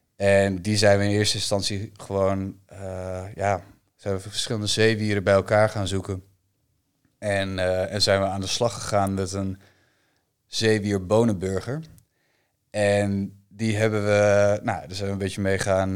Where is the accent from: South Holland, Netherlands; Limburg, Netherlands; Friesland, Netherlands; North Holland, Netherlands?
Friesland, Netherlands; Bakkeveen; mijn, mijn geboortedorp